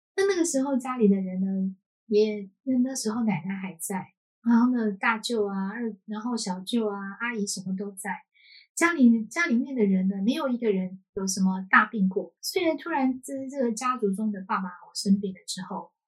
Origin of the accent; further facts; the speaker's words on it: Taiwan; 我是，呃，生活在，出生就是在台湾